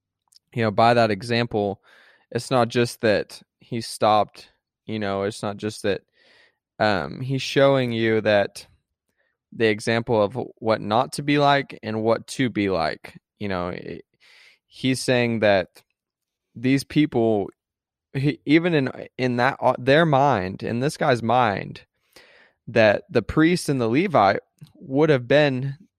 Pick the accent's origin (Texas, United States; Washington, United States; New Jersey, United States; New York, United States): Texas, United States; Yeah, it's being from Texas. Like, yeah, I'm from Texas, you know.